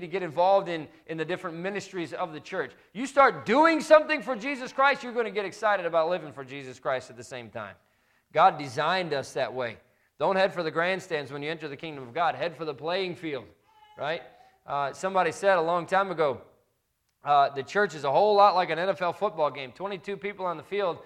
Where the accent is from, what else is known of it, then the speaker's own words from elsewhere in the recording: right outside of Chicago, Illinois, United States; I grew up right outside of Chicago